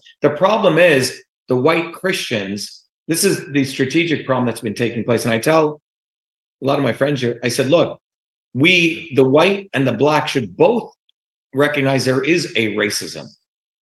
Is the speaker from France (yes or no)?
no; India; now in United States; when I grew up in India